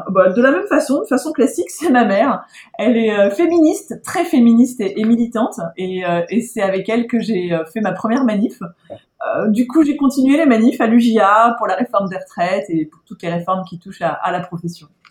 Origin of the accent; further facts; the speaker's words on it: Corsica, France; je suis corse